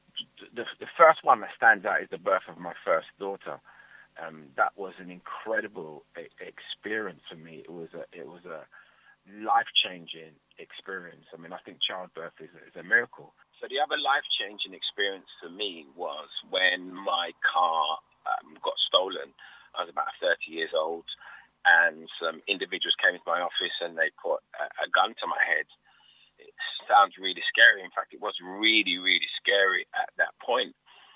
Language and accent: English; London, United Kingdom; I grew up in Hackney. I was born in Hackney Hospital.